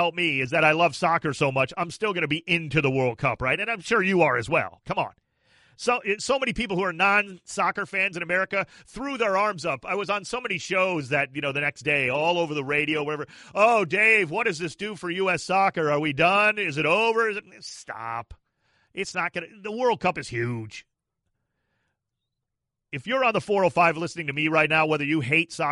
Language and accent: English; Cleveland, Ohio, United States; moved away as an adult; also born or lived in Mansfield, Ohio; now in Los Angeles, United States; Ohio boy. I grew up in Cleveland, born and raised, and outside of Cleveland in the Mansfield area